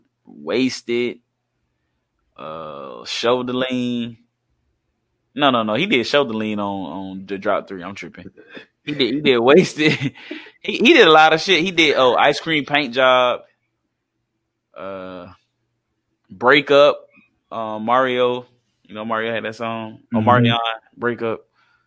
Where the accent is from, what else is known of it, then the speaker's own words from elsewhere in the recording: South Carolina, United States; we from Carolina.